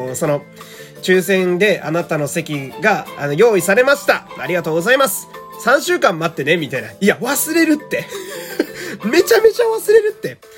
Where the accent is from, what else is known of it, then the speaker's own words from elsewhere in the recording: Fukui, Japan; moved away; 私の地元は福 井県という超絶ど田舎